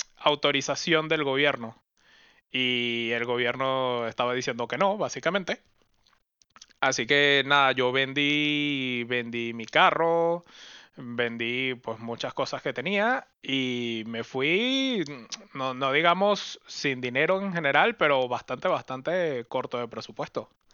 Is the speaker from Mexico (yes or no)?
no; Venezuela; moved away as an adult; also born or lived in Caracas / Oxford; now in Europe; Yo salí de Venezuela, me fui